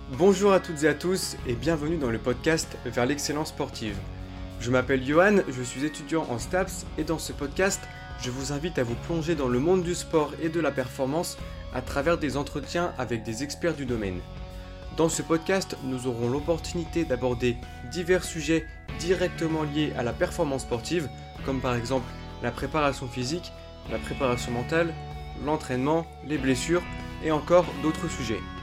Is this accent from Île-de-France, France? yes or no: no; Brittany, France; moved away; also born or lived in Brest / Montpellier; Je suis breton aussi